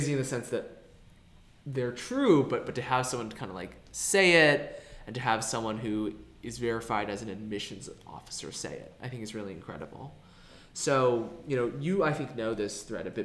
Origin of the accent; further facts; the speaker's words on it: Texas, United States; the culture that I grew up in Texas